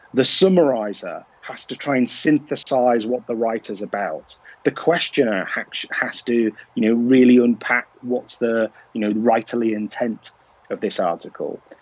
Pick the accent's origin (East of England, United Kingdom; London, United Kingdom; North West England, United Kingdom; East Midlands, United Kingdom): North West England, United Kingdom; Liverpool; I am from Liverpool